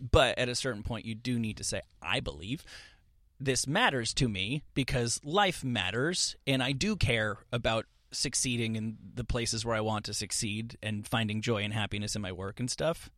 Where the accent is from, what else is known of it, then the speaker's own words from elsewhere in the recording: New Jersey, United States; now in Los Angeles, United States; I'm this kid from New Jersey and I moved to Los Angeles